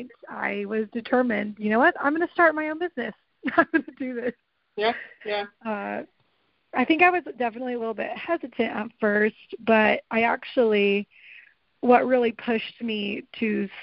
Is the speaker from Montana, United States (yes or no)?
no; Tulsa, Oklahoma, United States; also born or lived in Key West, Florida; we actually moved here when I was really little, and I don't even really remember Florida. But so I was raised here in Tulsa, Oklahoma